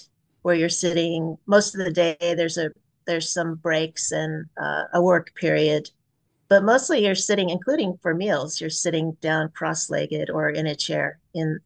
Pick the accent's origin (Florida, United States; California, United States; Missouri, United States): California, United States; Pleasant Hill; I grew up in Pleasant Hill, California, not far from, just over the hill from Lafayette